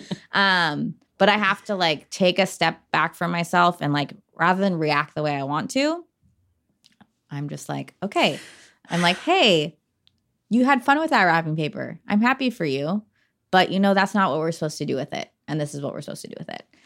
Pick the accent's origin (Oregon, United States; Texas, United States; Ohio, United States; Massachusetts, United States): Oregon, United States; Portland; Portland's always home. We're from Portland